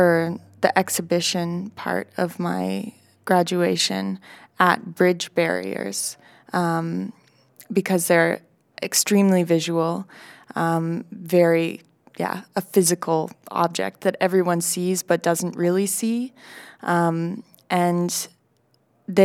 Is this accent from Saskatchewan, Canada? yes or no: no; Vancouver, British Columbia, Canada; I'm from Vancouver in Canada